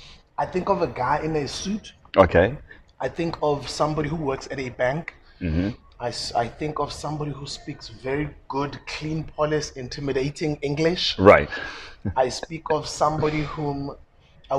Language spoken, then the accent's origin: English; South Africa; Being an ordinary South African growing up in South Africa.